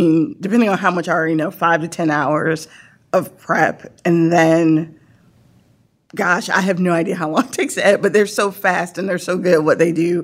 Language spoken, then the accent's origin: English; Norfolk, Virginia, United States; I grew up in Norfolk